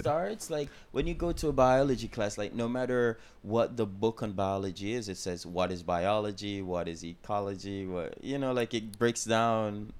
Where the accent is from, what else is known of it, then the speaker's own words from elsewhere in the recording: Jamaica; I'm from Jamaica